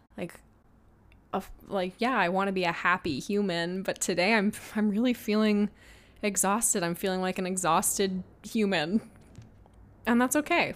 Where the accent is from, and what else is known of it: Washington, United States; born or raised there; moved away as an adult; now in Los Angeles, United States